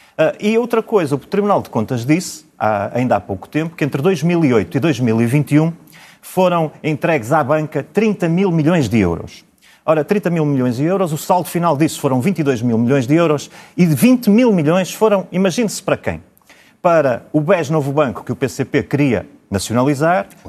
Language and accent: Portuguese; Braga, Norte, Portugal